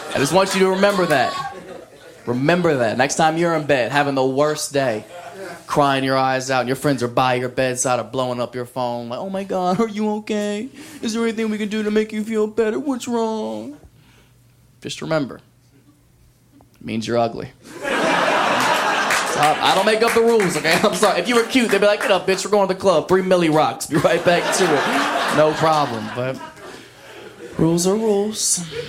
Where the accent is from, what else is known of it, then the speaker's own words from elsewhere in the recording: an hour west of Columbus, Ohio, United States; moved away; My hometown was so country, man.